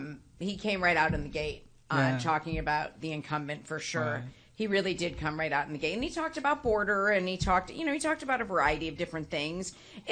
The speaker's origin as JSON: {"language": "English", "town": "Buffalo", "region": "New York", "country": "United States", "tie": "born or raised there", "said": "I'm born and raised in Buffalo"}